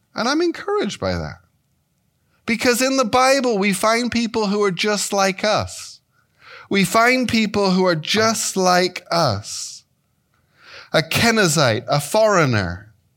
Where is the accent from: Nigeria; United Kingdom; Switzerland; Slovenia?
United Kingdom; England; moved away as an adult; also born or lived in Devonshire; now in Chicago, United States; I was raised in England